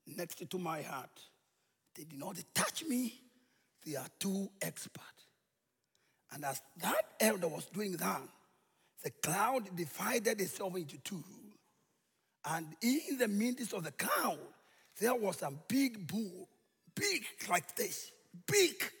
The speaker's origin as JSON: {"language": "English", "country": "Kenya", "said": "We are from Kenya, and we feel God has called us to come and bring the good news to this tribe"}